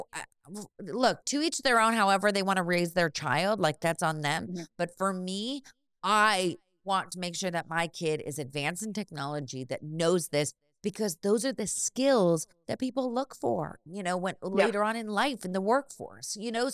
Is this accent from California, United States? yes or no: yes; Bay Area, California, United States; I grew up in the Bay Area